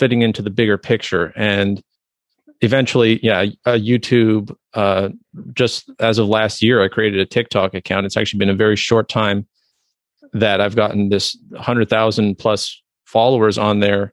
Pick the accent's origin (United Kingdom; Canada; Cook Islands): Canada; I'm a Canadian